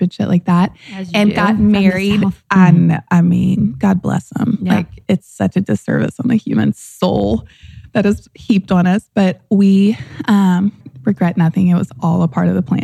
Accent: St. Francisville, Louisiana, United States; moved away as an adult; But I grew up in the Deep South in St. Francisville, Louisiana

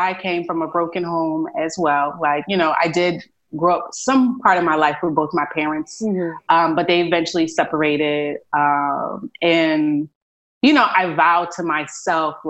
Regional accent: New York City, New York, United States; also born or lived in Philadelphia / Boston; now in Texas, United States; I'm originally from Brooklyn, New York, but a big part of me, my heart is in Philadelphia

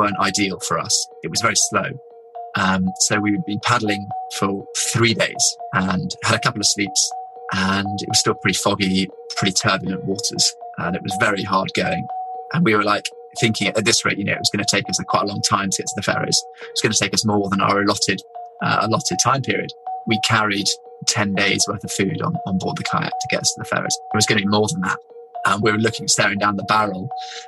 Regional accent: England, United Kingdom; we're England

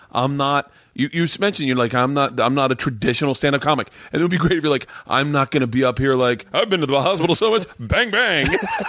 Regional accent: Tampa, Florida, United States; I grew up in Tampa

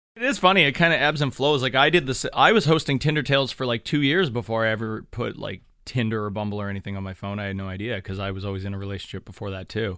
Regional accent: Thunder Bay, Ontario, Canada; moved away; back to my hometown, back up to Thunder Bay.

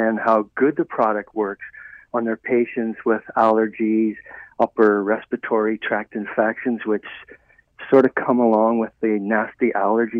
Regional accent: Ireland; moved away; I was raised in Ireland

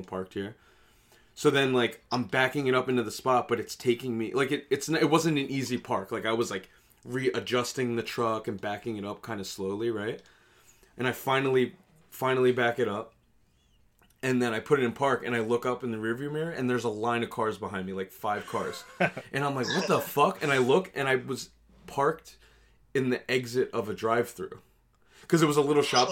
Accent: New York, United States; yeah, how'd you know

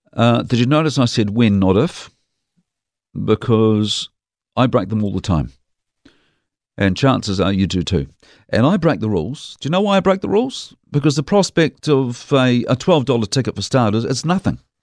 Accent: Dunedin, Otago, New Zealand; now in Christchurch, New Zealand; When I was a kid growing up in Dunedin

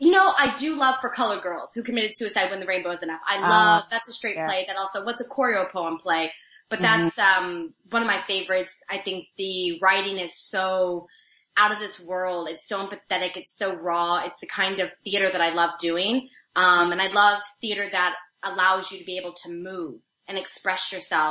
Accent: Missouri, United States; moved away; I'm from Missouri, so we say roof, but I say roof because I've learned.

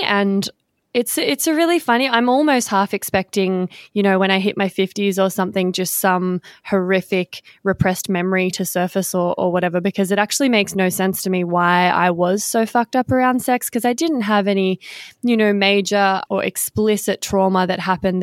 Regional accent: Victoria, Australia; now in Western Australia, Australia; I'm in Western Australia at the moment, but I am from Victoria

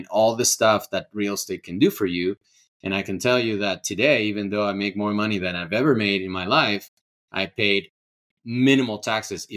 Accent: Ecuador; also born or lived in California; now in Colorado, United States; I'm from Ecuador

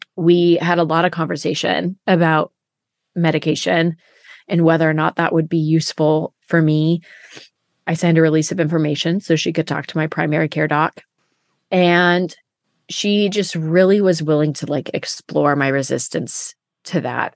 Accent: Siskiyou County, California, United States; people cared that I was from Siskiyou County

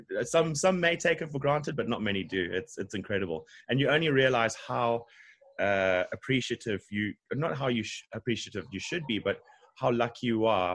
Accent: Harare, Zimbabwe; moved away as an adult; now in Durban, South Africa; Originally from Zimbabwe, country above South Africa, in Harare.

